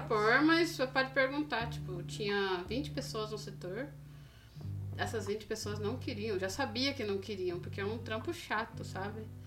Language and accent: Portuguese; Brazil; moved away as an adult; also born or lived in Japan; só eu de brasileiro aqui